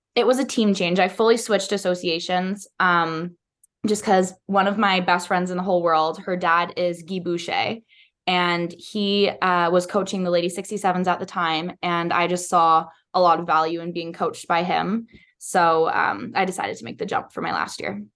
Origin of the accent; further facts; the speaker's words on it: Ottawa, Ontario, Canada; moved away as an adult; now in Arizona, United States; growing up in Ottawa was really awesome. It's massive city, but I grew up in a suburb called Kanata